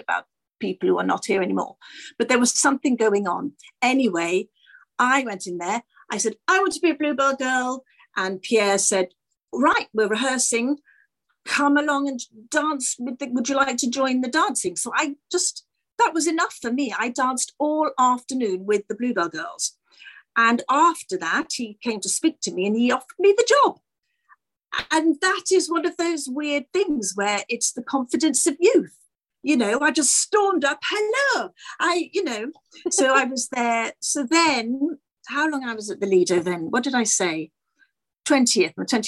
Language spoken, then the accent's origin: English; Wales, United Kingdom; also born or lived in London; I'm a Welsh girl, and so I was born in London, but we moved back to Wales, so that's where I started